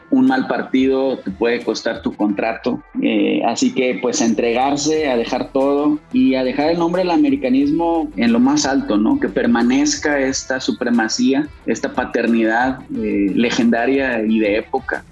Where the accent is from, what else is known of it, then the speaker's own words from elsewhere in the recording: Monterrey, Nuevo León, Mexico; la mayoría somos de Monterrey